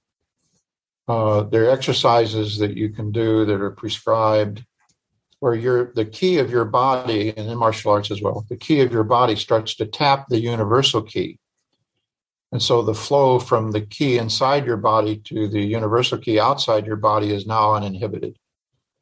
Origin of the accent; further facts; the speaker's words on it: Illinois, United States; I grew up in Illinois